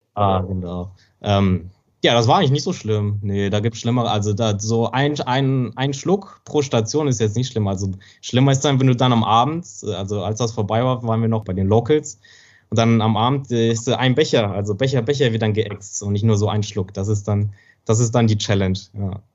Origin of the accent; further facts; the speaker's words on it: Germany; accent: German accent; moved away as an adult; now in China; ist deutscher Akzent, also hat deutscher, deutsches Mandarin sozusagen